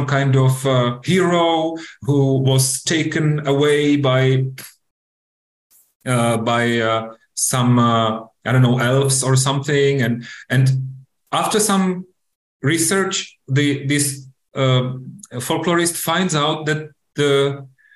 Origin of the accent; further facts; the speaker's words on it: Czechia; my home country, Czech Republic